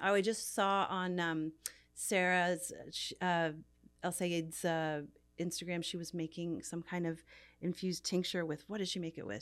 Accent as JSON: {"language": "English", "region": "Newfoundland and Labrador", "country": "Canada", "tie": "born or raised there", "also_born_or_lived": "New York", "moved": "yes", "lives_now": "Los Angeles, United States", "said": "I grew up in Newfoundland, which is a very Irish culture"}